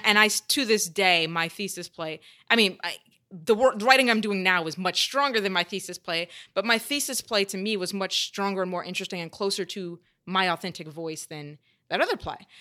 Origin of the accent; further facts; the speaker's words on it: the South, United States; growing up in the South